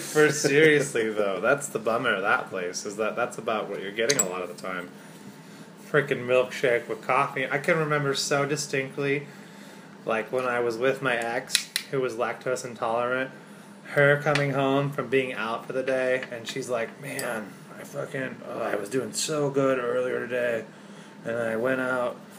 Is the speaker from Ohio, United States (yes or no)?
no; Spokane, Washington, United States; here where I grew up in Spokane